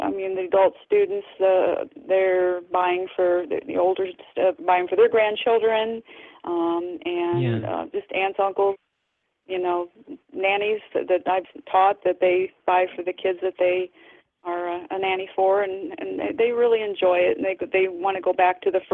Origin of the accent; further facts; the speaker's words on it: Peoria, Illinois, United States; now in Rockford, United States; I'm actually from that down by the Peoria area